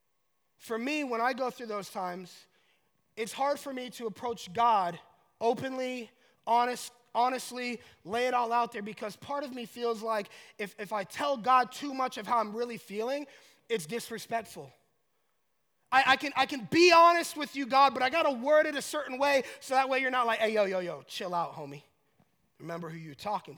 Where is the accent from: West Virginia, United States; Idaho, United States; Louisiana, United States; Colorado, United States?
Colorado, United States; Colorado Springs; I'm from Colorado Springs